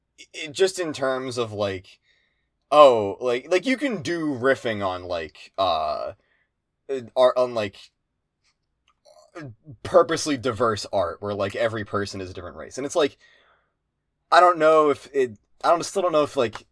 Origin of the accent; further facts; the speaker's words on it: Pennsylvania, United States; I didn't grow up in Philly. I grew up in Central PA, which is a lot less, which is, you know, a lot more like the middle of nowhere.